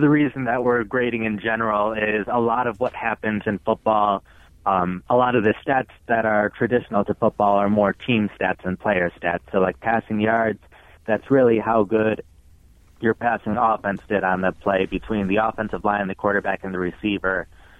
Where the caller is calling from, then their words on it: Cincinnati, Ohio, United States; Cincinnati, Ohio.